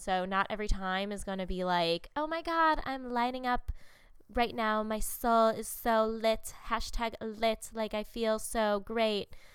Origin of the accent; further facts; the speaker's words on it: Munster, Indiana, United States; I grew up in the Chicago area, um, technically Northwest Indiana, a town called Munster